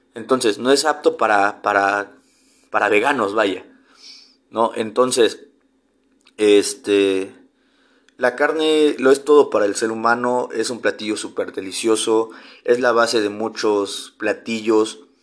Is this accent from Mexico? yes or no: yes; Tabasco, Mexico; en Tabasco, de donde yo soy originario